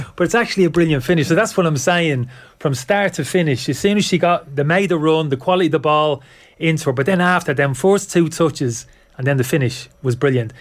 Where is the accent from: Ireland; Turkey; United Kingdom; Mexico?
Ireland; we're lucky being Irish